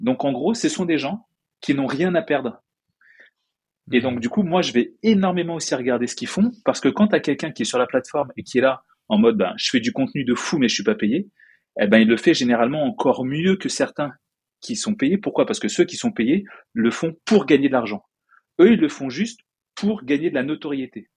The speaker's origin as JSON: {"language": "French", "country": "France", "accent": "French", "moved": "yes", "said": "je suis français"}